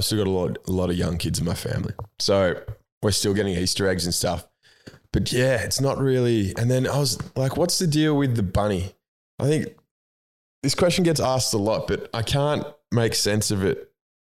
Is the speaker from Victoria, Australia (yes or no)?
no; Tumut, New South Wales, Australia; now in Melbourne, Australia